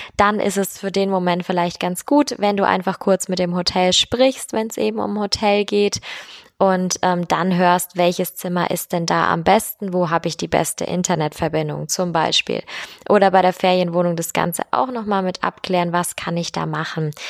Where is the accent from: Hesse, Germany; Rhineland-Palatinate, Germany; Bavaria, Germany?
Bavaria, Germany; hier bei uns in Bayern